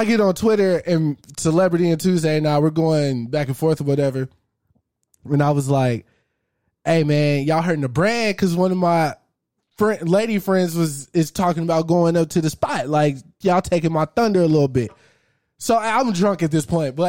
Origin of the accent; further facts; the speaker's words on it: Arlington, Texas, United States; technically, I'm from Arlington.